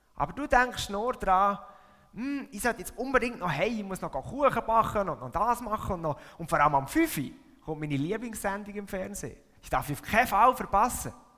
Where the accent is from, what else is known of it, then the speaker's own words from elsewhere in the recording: Switzerland; moved away as an adult; now in Buttisholz, Switzerland; aufgewachsen bin ich da, in dieser Region, und das da ist meine Heimatgemeinde. Ich habe meine ganze Kind- und Jugendzeit da verbracht